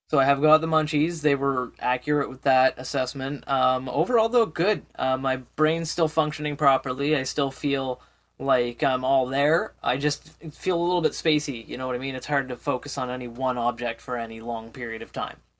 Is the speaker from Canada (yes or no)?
yes; Canada; as a Canadian